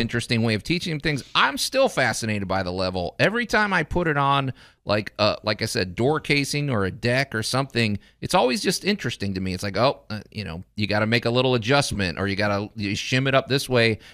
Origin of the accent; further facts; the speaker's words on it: Chicago, Illinois, United States; moved away as an adult; now in Memphis, United States; I grew up in Chicago